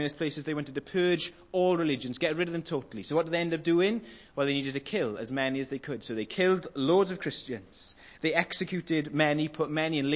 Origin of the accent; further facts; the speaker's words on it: Welsh, Wales, United Kingdom; I'm Welsh, that's how I say it.